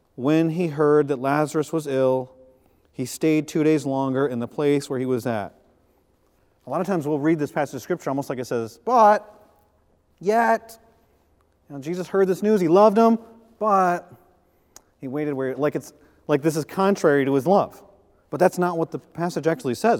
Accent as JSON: {"language": "English", "town": "Flint", "region": "Michigan", "country": "United States", "tie": "born or raised there", "moved": "yes", "said": "We're from the Midwest. I was born in Flint, Michigan"}